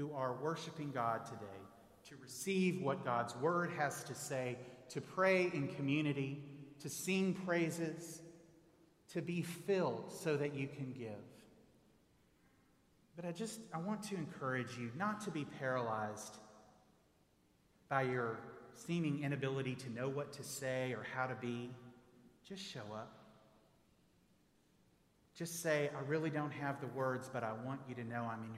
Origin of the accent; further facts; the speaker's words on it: Texas, United States; moved away; I grew up in Texas